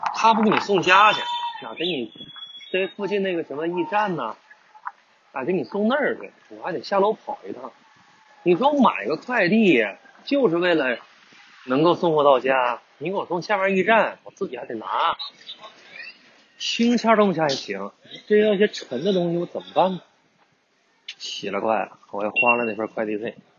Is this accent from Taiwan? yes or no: no; northern China, China; now in Guangdong, China; 本身我也是北方人